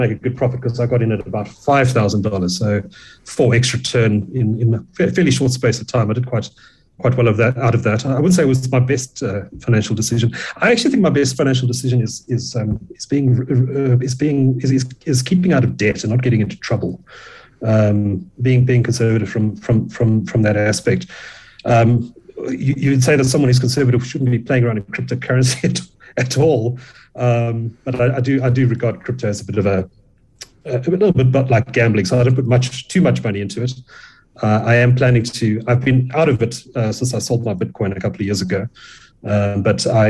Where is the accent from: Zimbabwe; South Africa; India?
South Africa; Durban, KwaZulu-Natal; I grew up in Durban